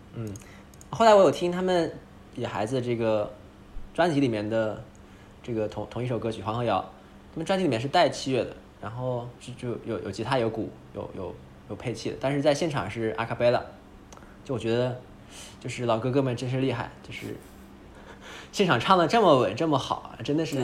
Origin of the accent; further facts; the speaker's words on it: northern China, China; 我们都是北方人